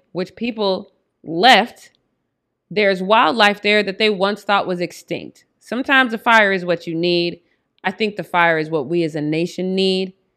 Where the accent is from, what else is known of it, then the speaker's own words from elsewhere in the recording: Denver, Colorado, United States; Denver, my hometown